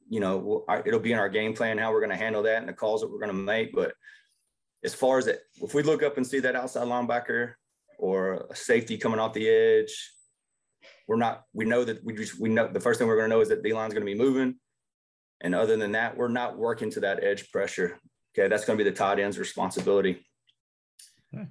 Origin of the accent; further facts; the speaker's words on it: Jasper, Texas, United States; also born or lived in Arkansas; I grew up in Jasper, which is north of here, probably about an hour